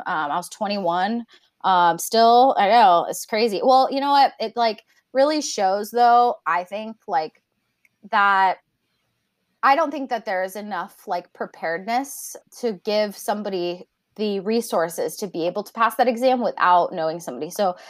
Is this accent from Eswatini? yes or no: no; Japan; cause I grew up in Japan and I would eat lychees like all the time.